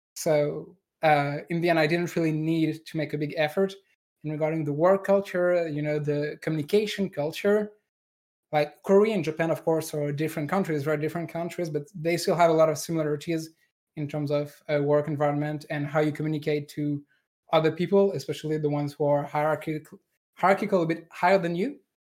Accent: France; accent: French; English is a second language; moved away; a French engineer, like me

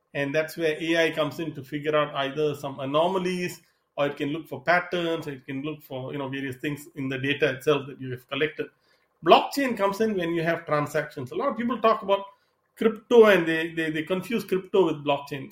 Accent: Singapore; moved away as an adult; also born or lived in Seattle / East Coast, United States; now in Southern California, United States; I'm originally from Singapore. I came to the US to study

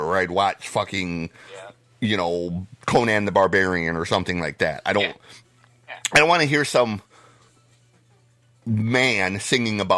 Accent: Detroit, Michigan, United States; I'm from Detroit

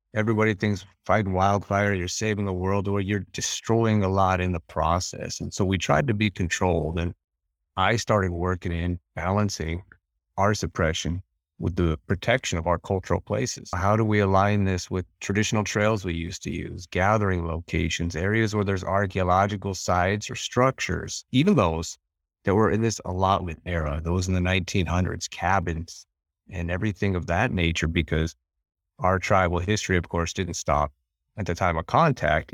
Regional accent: western Montana, United States; where we're at in western Montana

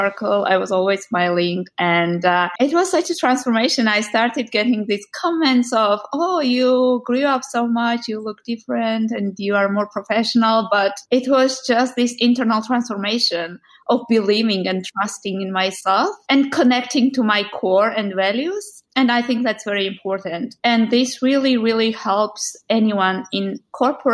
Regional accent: Georgia; moved away as an adult; also born or lived in Netherlands; I was born in Georgia

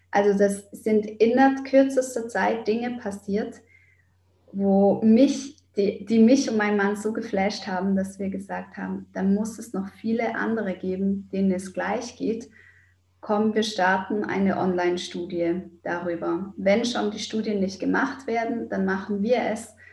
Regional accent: Switzerland; weil ich bin ein Schweizer Mädchen. Ich habe überall geschmolzen Käse drauf gemacht.

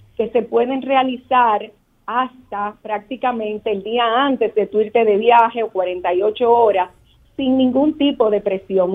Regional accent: Dominican Republic

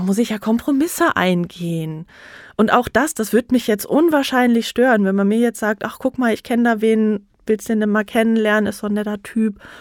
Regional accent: North Rhine-Westphalia, Germany; now in Nuremberg, Germany; ich komme ursprünglich auch aus NRW, dem mhm. schönen NRW, wohne in Nürnberg jetzt

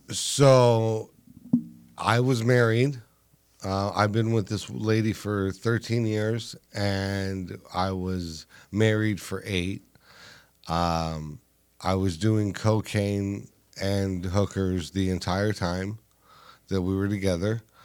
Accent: Los Angeles, California, United States; I'm from Los Angeles

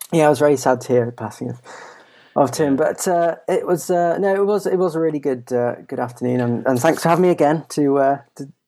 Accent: Belgium; I grew up in Belgium from uh, I think the age of about uh, seven or eight

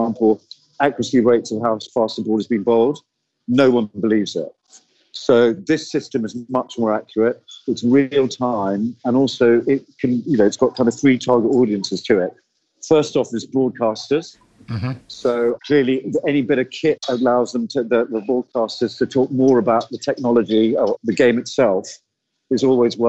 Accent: India; I'm Indian

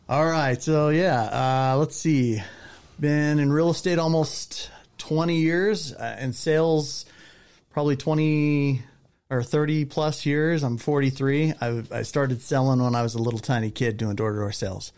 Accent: Southern California, United States; moved away as an adult; now in Utah, United States; I grew up in Southern California

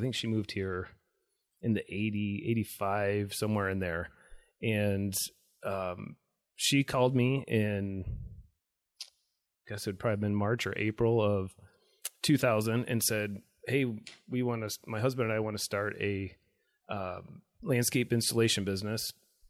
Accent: Kalamazoo, Michigan, United States; Kalamazoo is great. Not only is it a fun word to say, but it's just been a great place to be raised

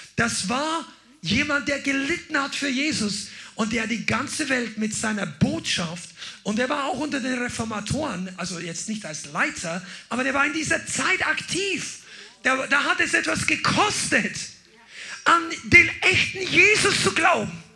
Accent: Amberg, Bavaria, Germany; meiner Geburtsstadt Amberg

